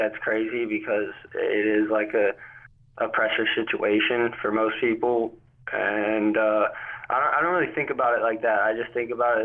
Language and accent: English; North Carolina, United States; also born or lived in New Jersey; I moved down to North Carolina before I was even a year old.